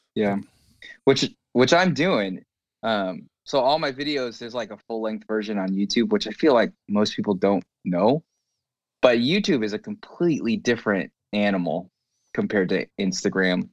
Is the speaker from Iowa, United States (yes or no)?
no; Southern California, United States; also born or lived in Los Angeles; grew up in C, Southern California.